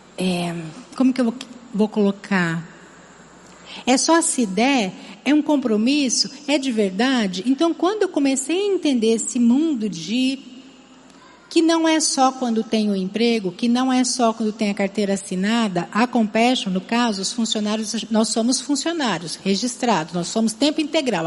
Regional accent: Campinas, São Paulo, Brazil; accent: interior São Paulo (rhotic R); moved away as an adult; now in Fortaleza, Brazil; Ainda trago vários R's em algumas palavras. Não sei se algum dia esses R's vão deixar de me acompanhar, mas eu venho de Campinas, do interior de São Paulo

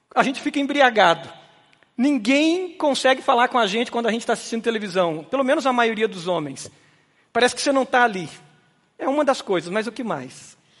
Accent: Brazil; Nós, como brasileiros

